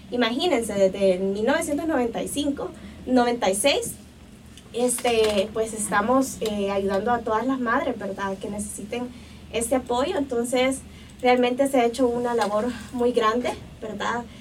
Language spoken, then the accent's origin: Spanish; El Salvador; Y, pues eh, la verdad que eso nos caracteriza como salvadoreños, que somos gente de acción.